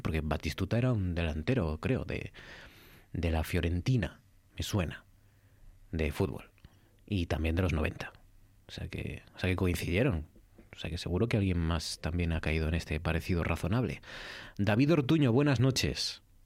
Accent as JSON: {"language": "Spanish", "region": "Asturias", "country": "Spain"}